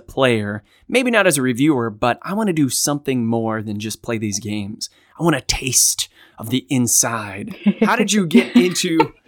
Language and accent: English; Australia; And I'm Australian too.